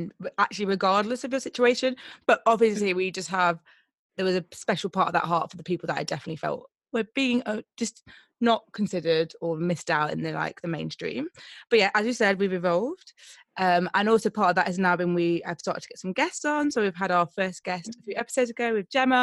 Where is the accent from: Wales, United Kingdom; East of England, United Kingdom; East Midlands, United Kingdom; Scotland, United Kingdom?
East Midlands, United Kingdom; Nottingham; moved away as an adult; now in London, United Kingdom; I'm originally from Nottingham, so I grew up in Nottingham and I moved to London nearly 10 years ago